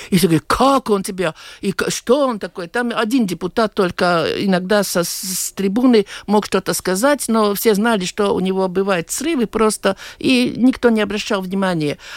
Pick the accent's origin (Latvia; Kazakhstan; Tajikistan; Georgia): Latvia; born there; от того, что я родился в Латвии, я не стану любить эту страну